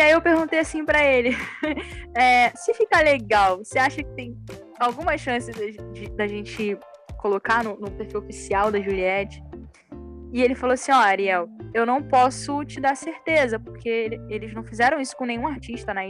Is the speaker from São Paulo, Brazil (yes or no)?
no; Rio de Janeiro, Brazil; eu sou carioca